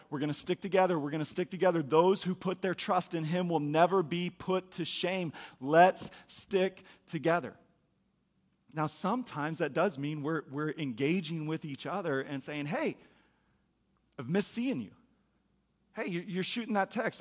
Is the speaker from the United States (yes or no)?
yes; United States; as Americans